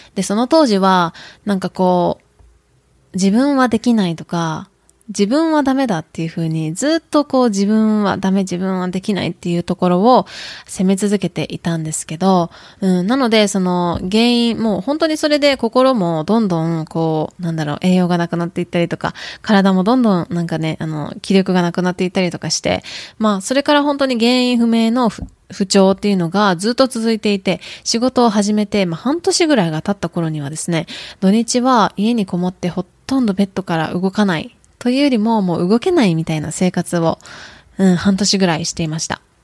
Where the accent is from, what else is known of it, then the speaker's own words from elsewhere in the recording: Kyoto, Japan; accent: Kyoto-ben, Kansai-ben; Tokushima Awa-ben; first language Japanese; also born or lived in Tokushima, Japan; now in United States; 私は日本で生まれ育って、えー、徳島で生まれて京都で過ごしました。